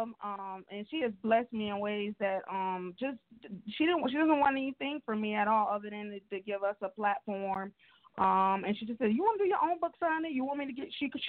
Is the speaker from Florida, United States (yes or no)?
yes; Miami, Florida, United States; I'm from Miami, Florida